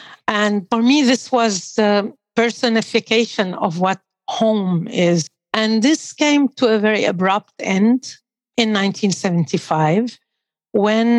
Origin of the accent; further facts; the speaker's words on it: Beirut, Beirut Governorate, Lebanon; I was born in Beirut, in Lebanon, and in 1958.